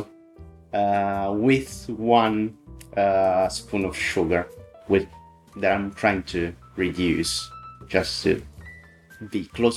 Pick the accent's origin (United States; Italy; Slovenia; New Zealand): Italy; moved away as an adult; also born or lived in Sicily / Milan; now in United Kingdom; I'm Italian. I was born in Sicily, where I lived like most of my life near Milan, and I moved last year to the UK.